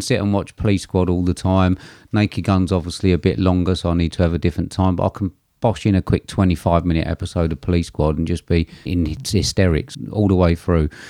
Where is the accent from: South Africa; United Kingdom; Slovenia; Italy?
United Kingdom; I'm British